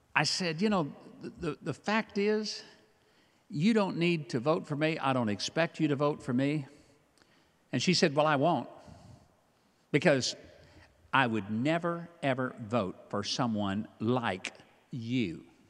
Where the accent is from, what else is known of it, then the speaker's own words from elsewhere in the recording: Hope, Arkansas, United States; I grew up in Hope, Arkansas, home of the world's largest watermelon.